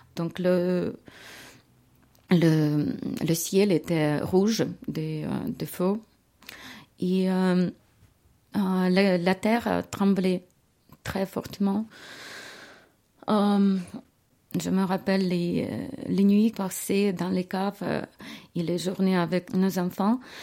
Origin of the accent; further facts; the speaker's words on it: Kyiv, Ukraine; French is a second language; moved away as an adult; now in Switzerland; Je viens de Kiev.